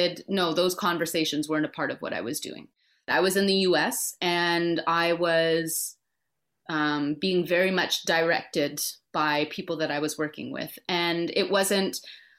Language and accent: English; Winnipeg, Manitoba, Canada; moved away; Being from Winnipeg